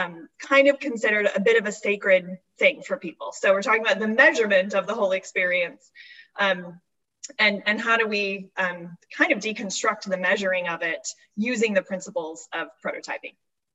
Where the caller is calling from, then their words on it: Seattle, Washington, United States; I'm calling from Seattle.